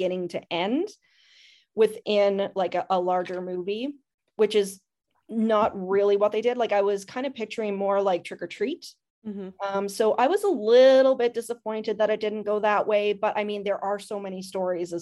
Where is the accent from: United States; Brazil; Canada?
Canada; I'm Canadian